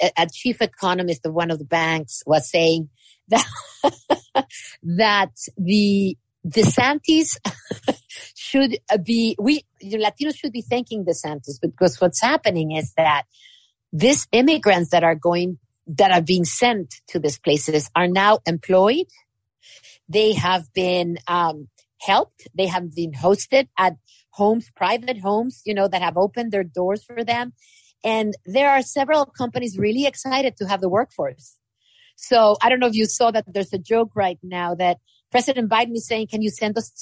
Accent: Mexico; now in United States; I come from Mexico.

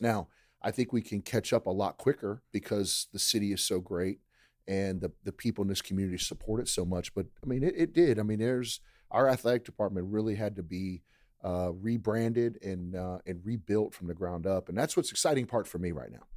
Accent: Maryland, United States; moved away as an adult; now in Lake Charles, United States; I grew up in Maryland, so I grew up a blue crab fan

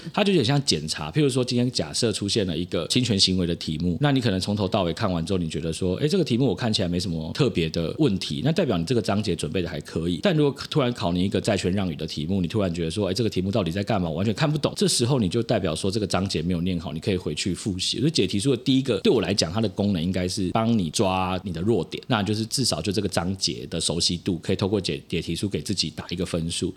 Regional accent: Hualien, Hualien County, Taiwan; moved away; also born or lived in Taipei; 因为我花莲人啊，就顺便嗯。回家。对，然后是花莲国风国中，还是我国中念那个学校

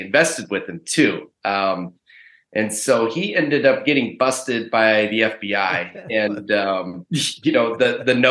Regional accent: Pacific Northwest, United States; I grew up in the Pacific Northwest, and I went to college at the University of Washington

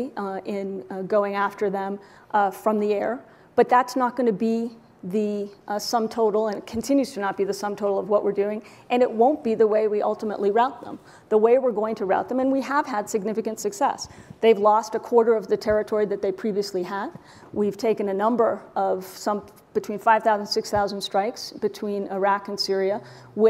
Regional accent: Boston, Massachusetts, United States; now in Washington, D.C., United States; Boston and my hometown

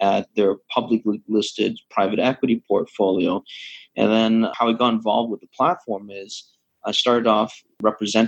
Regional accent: Canada; moved away as an adult; also born or lived in London, Ontario; now in Hong Kong; I'm Canadian, born Canadian, graduate of the Ivy School of Business back in London, Ontario

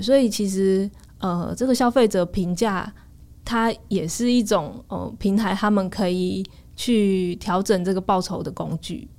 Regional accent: Changhua County, Taiwan; moved away; also born or lived in Taipei; 我本来在台北，因为我是彰化人

